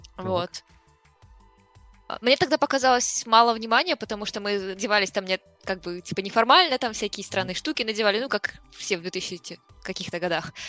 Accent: Latvia; родилась я и прожила всю жизнь в Латвии

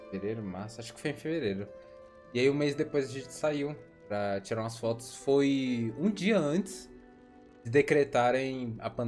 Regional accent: Brasília, Federal District, Brazil

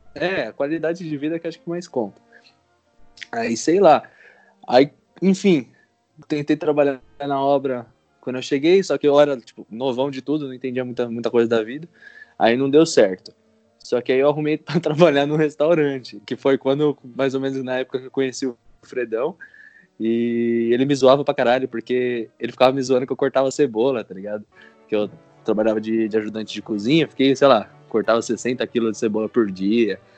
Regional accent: Brazil; moved away as an adult; also born or lived in Canada; no Brasil eu era apenas um serralheiro/estudante tentando juntar dinheiro para pagar a faculdade

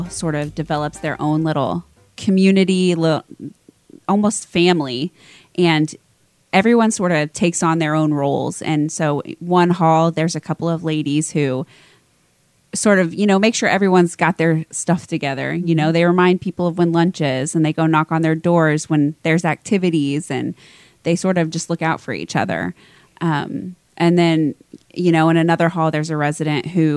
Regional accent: Lawson, Missouri, United States; also born or lived in Kansas City; I grew up in Lawson.

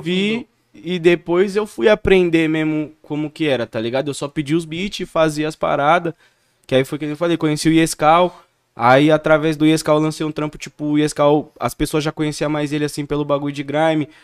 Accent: Campo Limpo Paulista, São Paulo, Brazil; eu sou de Campo Limpo, tá ligado? Uhum. Campo Limpo Paulista

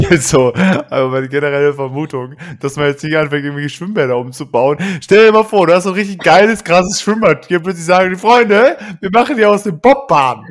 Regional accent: Duisburg, North Rhine-Westphalia, Germany; in meiner Gegend, wo ich aufgewachsen bin und lebe

